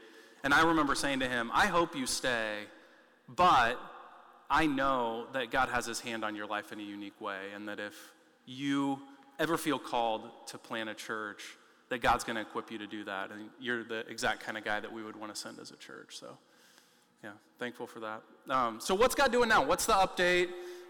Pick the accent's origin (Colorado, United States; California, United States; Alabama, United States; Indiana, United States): Indiana, United States; West Lafayette; moved away; West Lafayette, Indiana is my hometown.